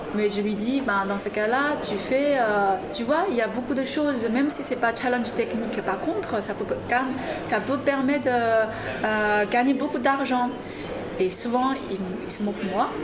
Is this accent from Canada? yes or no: no; China; French is a second language; moved away as an adult; also born or lived in Grenoble, France; now in France; je suis une chinoise